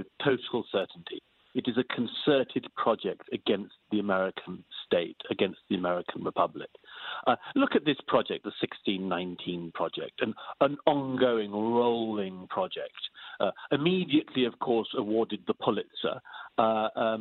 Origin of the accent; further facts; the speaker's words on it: United Kingdom; I'm British by origin